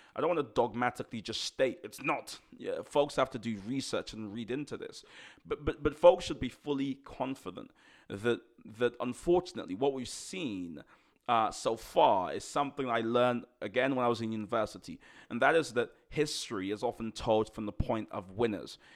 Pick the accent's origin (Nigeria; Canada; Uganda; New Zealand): Nigeria; moved away; growing up in Nigeria, I was only there for a few years